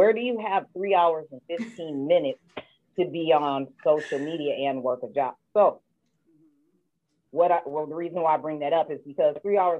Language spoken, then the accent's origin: English; Michigan, United States; I'm from Michigan and mother to three